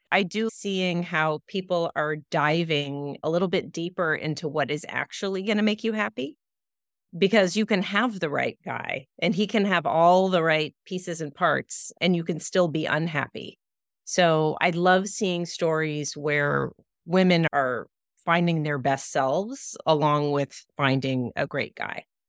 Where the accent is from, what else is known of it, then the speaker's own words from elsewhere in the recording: Los Angeles, California, United States; I grew up in Los Angeles, so my childhood really took place largely at the beach.